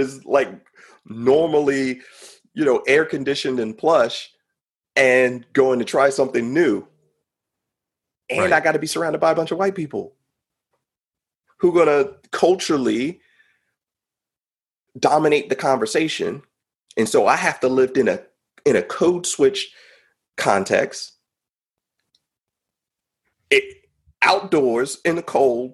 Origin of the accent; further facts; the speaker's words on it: West Coast, California, United States; moved away; also born or lived in North Carolina; I grew up on the West Coast